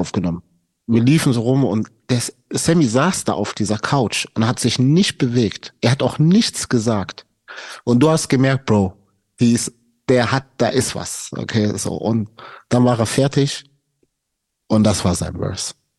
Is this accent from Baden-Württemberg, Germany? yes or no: yes; Stuttgart, Baden-Württemberg, Germany; ich komme aus Stuttgart